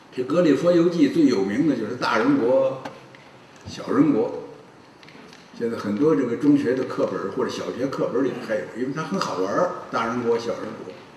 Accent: China; 我们中国人呢，喜欢的是武侠小说，喜欢的是练功

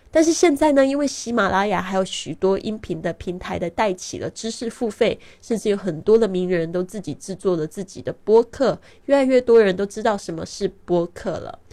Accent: Taiwan; moved away as an adult; also born or lived in Shanghai, China; now in Barcelona, Spain; 今年二零一九年呢，我是三十六岁，很多人都看不出我的年龄，因为我常常旅行，心情保持愉快，所以不会显老。我出生在台湾，但是呢，呃，其实我爸爸是在上海出生的

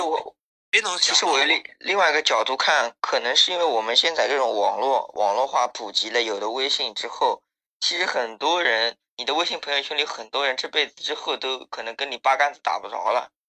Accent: Zhangjiagang, Jiangsu, China; 我是张家港的

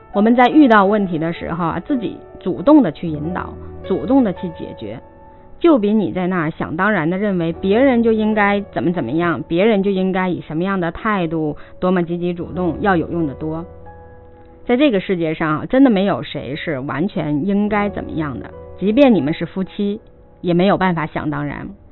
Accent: China; 是我们中国人一个很现实的问题

